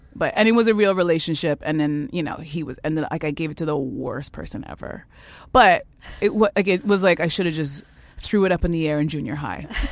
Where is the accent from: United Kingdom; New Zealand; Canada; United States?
Canada; I was born in Canada